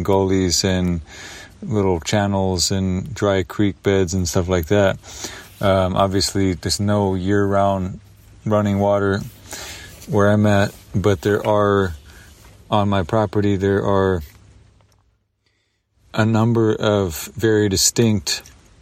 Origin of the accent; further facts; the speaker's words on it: the Northwest, Pacific Northwest, United States; moved away; growing up in the Northwest